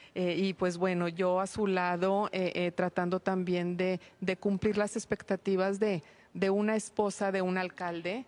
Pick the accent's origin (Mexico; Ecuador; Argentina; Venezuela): Mexico; Torreón, Coahuila; soy originaria de Torreón